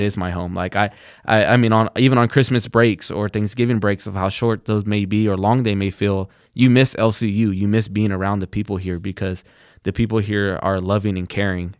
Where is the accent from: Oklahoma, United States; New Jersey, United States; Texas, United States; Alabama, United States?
Texas, United States; Plainview; I'm from Plainview, Texas